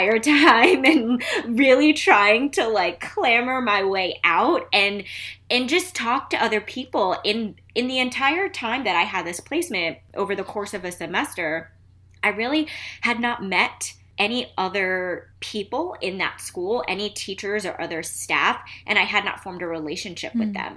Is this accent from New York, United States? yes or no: yes; New York City, New York, United States; now in Philadelphia, United States; I'm originally from Queens, New York. I lived in a town in Queens called Flushing